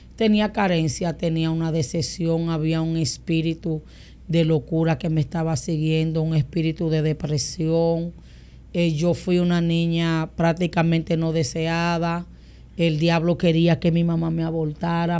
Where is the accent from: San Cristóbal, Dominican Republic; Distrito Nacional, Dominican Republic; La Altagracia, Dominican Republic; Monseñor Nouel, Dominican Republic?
Distrito Nacional, Dominican Republic; Boca Chica; also born or lived in San Pedro de Macorís; yo nací en San Pedro y me crié en Andrés Bocachica.